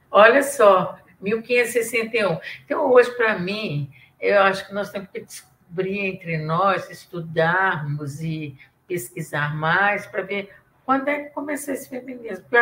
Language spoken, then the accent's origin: Portuguese; Minas Gerais, Brazil; accent: mineiro; Minha mineirice, minha caipirice. Eu sou caipira e sou mineira.